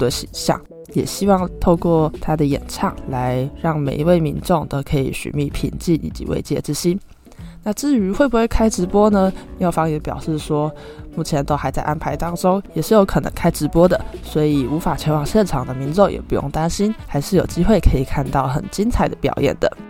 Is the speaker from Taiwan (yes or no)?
yes; Taiwan; 身为台湾人